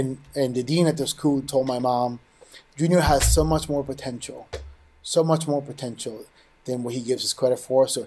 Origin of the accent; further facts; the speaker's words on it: New York City, New York, United States; I grew up in New York City, in the Bronx